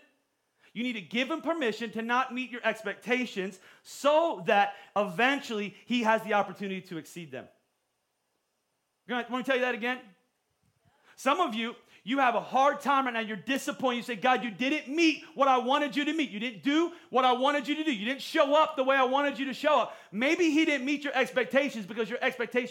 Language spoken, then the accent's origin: English; Pottstown, Pennsylvania, United States; I grew up in Pottstown